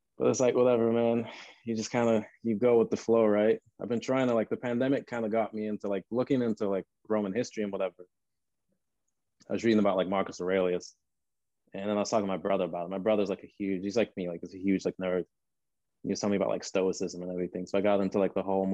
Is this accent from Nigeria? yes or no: yes; Northern Nigeria, Nigeria; now in Los Angeles, United States; growing up in Nigeria, I grew up in the north.